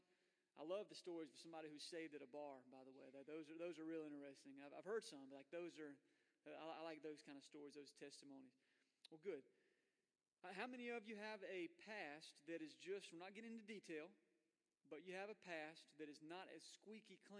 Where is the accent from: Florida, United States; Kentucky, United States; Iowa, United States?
Florida, United States; I was born in Florida